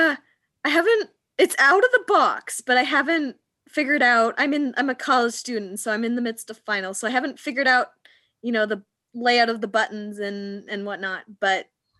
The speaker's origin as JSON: {"language": "English", "town": "Portland", "region": "Oregon", "country": "United States", "said": "I am from Portland, Oregon."}